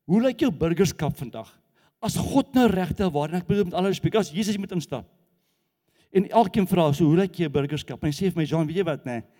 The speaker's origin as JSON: {"language": "Afrikaans", "region": "Gauteng", "country": "South Africa", "said": "maar die Kaapenaars wat waar kom jy vandaan? Jy van Gauteng. Wat's fout? Ek gaan nie jou berg steel nie. So die Kaapenaars glo dat ons van Gauteng af wil die berg kom steel."}